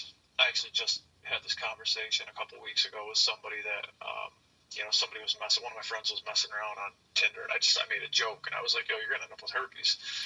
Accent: New York, United States; I'm from New York. I was in North Carolina for like 4 months.

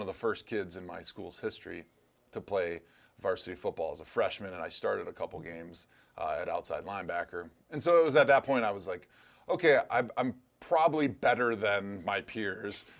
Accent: Wisconsin, United States; a kid growing up in Wisconsin

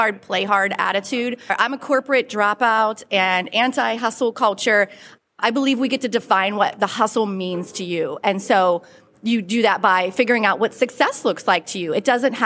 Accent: Pittsburgh, Pennsylvania, United States; now in Western North Carolina, United States; I am originally from the Pittsburgh, Pennsylvania area, bleed black and gold, but now I live in the Blue Ridge Mountains of Western North Carolina

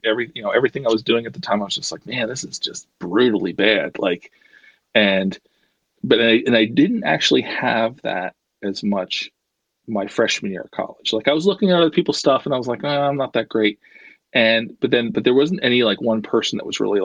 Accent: North Wales, Pennsylvania, United States; also born or lived in Baltimore; I'm from right outside of Philadelphia.

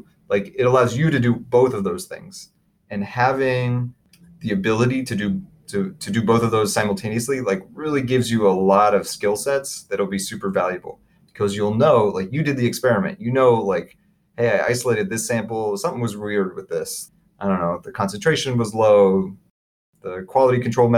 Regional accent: Dayton, Ohio, United States; moved away as an adult; also born or lived in Los Angeles, California; now in North Carolina, United States; I was born and raised in Dayton, Ohio, the birthplace of aviation

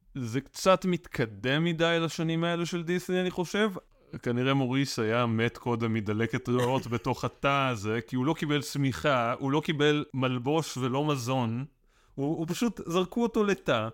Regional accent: Ra'anana, Central District, Israel; moved away; also born or lived in Tel Aviv; גדלתי ברעננה

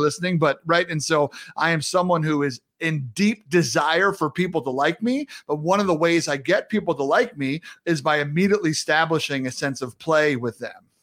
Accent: New York City, New York, United States; I'm a New Yorker

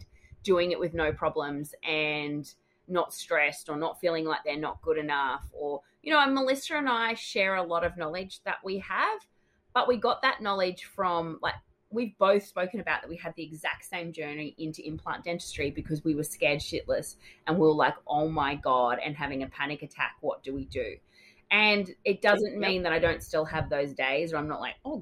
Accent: Australia; Your Australian host

